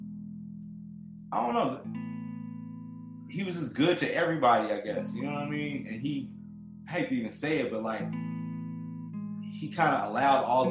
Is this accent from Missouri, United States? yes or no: no; Chicago, Illinois, United States; moved away; also born or lived in Detroit; I'm from Chicago.